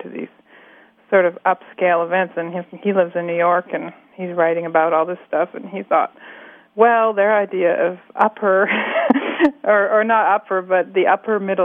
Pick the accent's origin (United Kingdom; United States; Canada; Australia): Canada; Nanaimo, British Columbia; now in Montreal, Canada; we grew up in Cedar, which was this little tiny farm area south of the sort of mid-sized mill town by the name of Nanaimo that we grew up in.